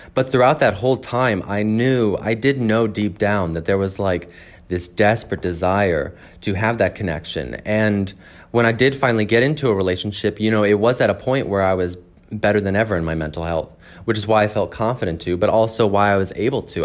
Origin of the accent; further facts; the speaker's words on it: Edwardsville, Illinois, United States; I am from Southern Illinois in a town called Edwardsville